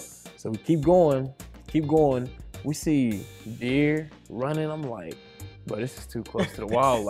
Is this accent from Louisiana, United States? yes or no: no; Texas, United States; also born or lived in Oklahoma; I'm from Texas.